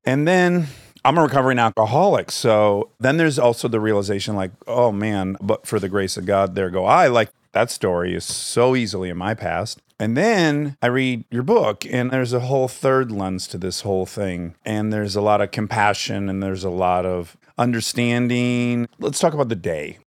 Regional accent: Detroit, Michigan, United States; I'm from Detroit area

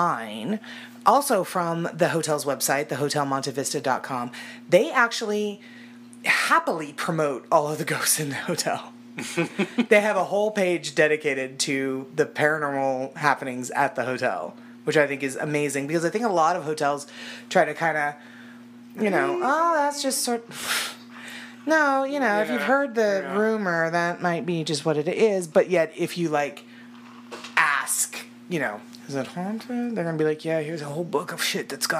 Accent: Arizona, United States; I also was born and raised in Arizona, and I'm a terrible Arizonan

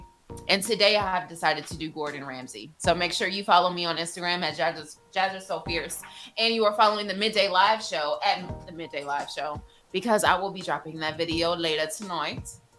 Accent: London, United Kingdom; I'm a lady from London.

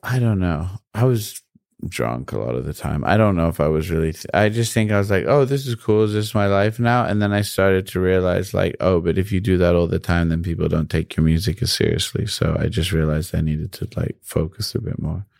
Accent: New York, United States; also born or lived in London, United Kingdom; growing up in New York

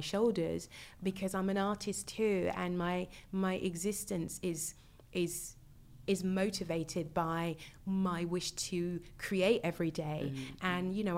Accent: United Kingdom; being a Brit

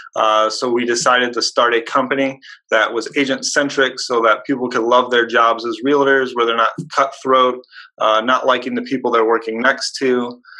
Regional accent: Hobart, Indiana, United States; born or raised there

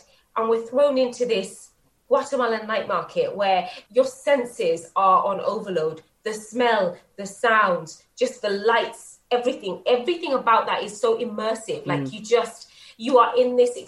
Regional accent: England, United Kingdom; being British and growing up in England and being a part of a very traditional Bangladeshi home

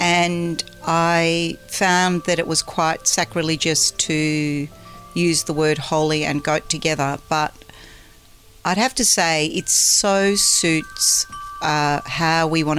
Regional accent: Melbourne, Victoria, Australia; I grew up in Melbourne where the orchards used to be, and they were, you know, turning into housing estates.

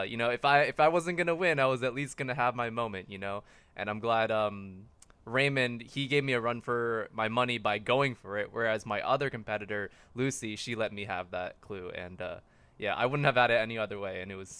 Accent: Philippines; me being Filipino

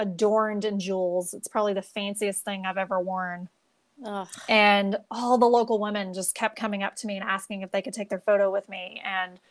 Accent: United States; since we're American

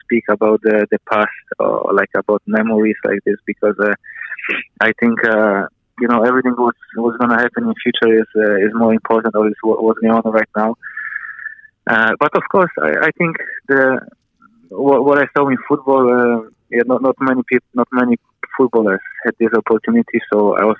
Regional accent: Poland; now in New Zealand; I grew up in Poland

